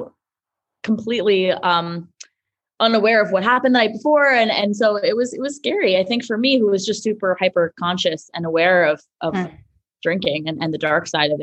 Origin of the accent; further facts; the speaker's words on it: New York City, New York, United States; I grew up in Manhattan